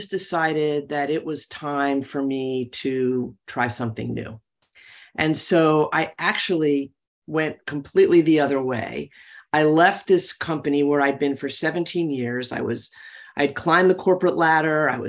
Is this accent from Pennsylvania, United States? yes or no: yes; Philadelphia, Pennsylvania, United States; I was born and raised in Philadelphia to probably a middle-class family